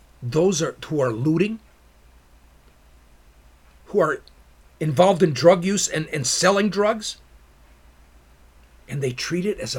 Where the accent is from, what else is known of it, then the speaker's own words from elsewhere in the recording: Chicago, Illinois, United States; one pays attention to the murders and shootings weekend after weekend after weekend after weekend in my hometown of Chicago?